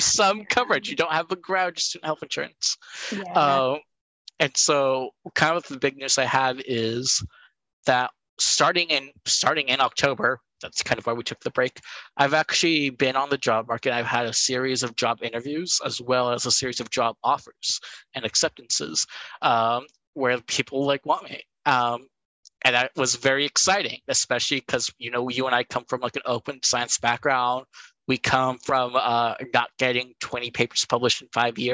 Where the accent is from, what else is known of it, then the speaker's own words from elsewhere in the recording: California, United States; moved away; Cal State East Bay being my home state of California